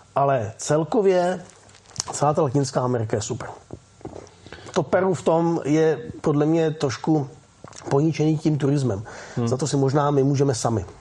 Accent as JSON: {"language": "Czech", "country": "Czechia", "also_born_or_lived": "Osek", "said": "jako Češi nebo Čechoslováci"}